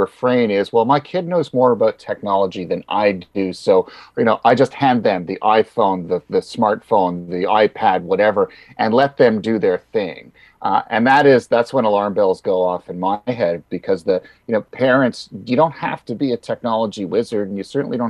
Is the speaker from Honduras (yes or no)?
no; Canada; being Canadian, I remember full well what it's like in the middle of winter